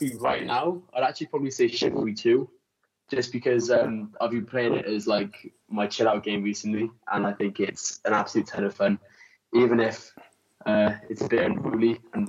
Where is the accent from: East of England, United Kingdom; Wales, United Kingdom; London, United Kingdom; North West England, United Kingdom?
Wales, United Kingdom; Cardiff; moved away as an adult; now in Egham, United Kingdom; I'm from Cardiff, but I'm talking to you from Surrey. So I go to uni at Royal Holloway